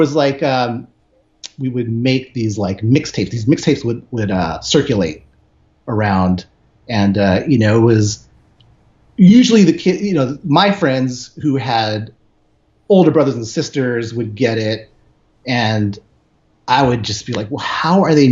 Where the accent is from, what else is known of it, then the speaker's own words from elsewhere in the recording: San Francisco, California, United States; now in Los Angeles, United States; Grew up in the Bay, living in LA now